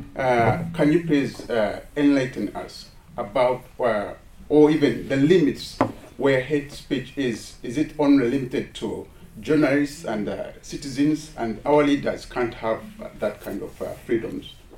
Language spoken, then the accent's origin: English; Uganda; I come from Uganda